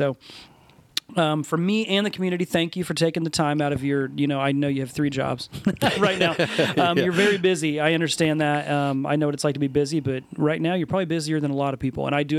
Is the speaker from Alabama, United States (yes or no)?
no; Muncie, Indiana, United States; I was born and raised in Muncie. I've always lived in Muncie. I own a business in Muncie. My kids are being raised in Muncie